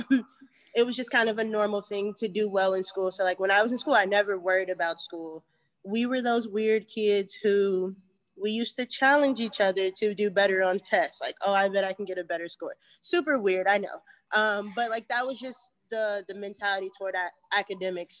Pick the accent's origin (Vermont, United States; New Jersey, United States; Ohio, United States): Ohio, United States; Cincinnati; I grew up here in Cincinnati, Ohio